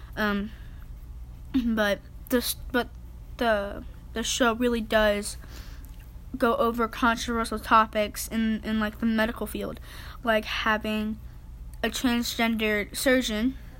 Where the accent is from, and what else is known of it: South Texas, United States; accent: southern